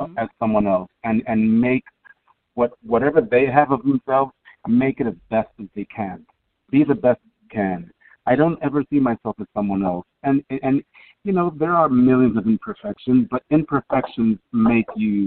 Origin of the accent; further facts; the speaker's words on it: New York City, New York, United States; also born or lived in Brooklyn, New York; growing up in the South Bronx